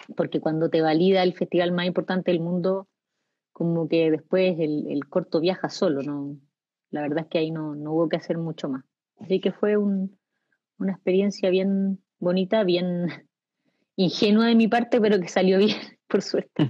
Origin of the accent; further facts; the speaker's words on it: Chile; los chilenos somos arribistas